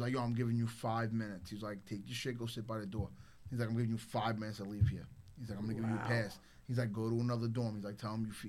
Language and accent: English; Brooklyn, New York, United States; also born or lived in Staten Island; now in Florida, United States; I came from Brooklyn.